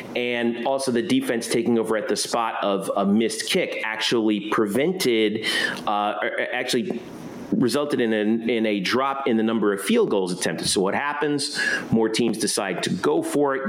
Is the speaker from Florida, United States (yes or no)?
yes; South Florida, United States; I grew up in South Florida